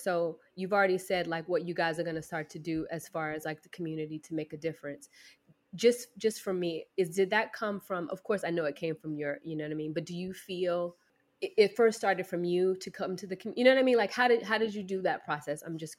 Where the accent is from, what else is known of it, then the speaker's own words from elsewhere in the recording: the South, United States; I'm from the South, so I always know what people are